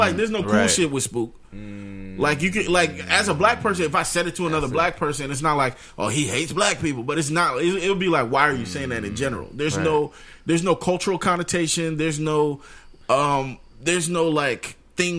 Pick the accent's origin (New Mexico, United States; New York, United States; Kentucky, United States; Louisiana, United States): New York, United States; growing up in New York